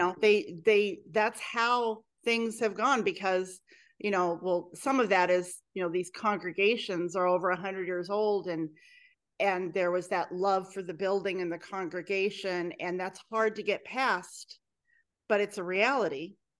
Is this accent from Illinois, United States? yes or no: no; Clackamas County, Oregon, United States; Growing up in Clackamas County in Oregon